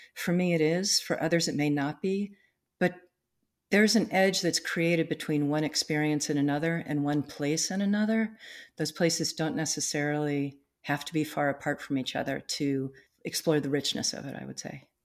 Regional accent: East Coast, United States; now in North Cascades, United States; I grew up on the East Coast, um, on, you know, the Eastern Seaboard on the Atlantic Ocean

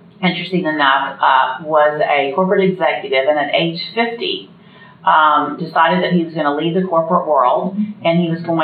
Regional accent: Indianapolis, Indiana, United States; I grew up in Indianapolis, and I'm the oldest

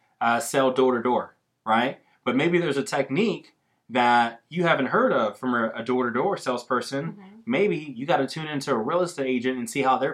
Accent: Austin, Texas, United States; Because I'm from Austin.

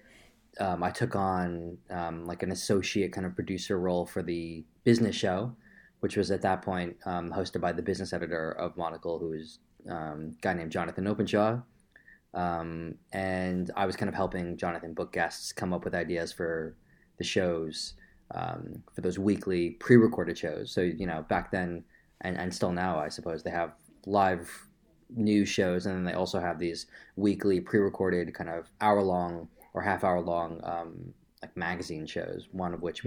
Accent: Long Island, New York, United States; now in London, United Kingdom; I am from a sleepy little town in the suburbs of New York.

